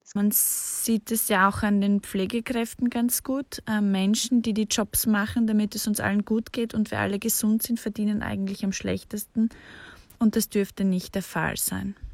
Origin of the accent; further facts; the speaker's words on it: Austria; ich bin zwar in Österreich aufgewachsen